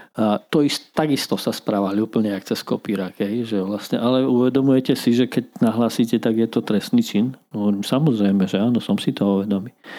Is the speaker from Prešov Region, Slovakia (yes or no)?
yes; Raslavice, Prešov Region, Slovakia; som aj doma u nás v Raslaviciach v rade školy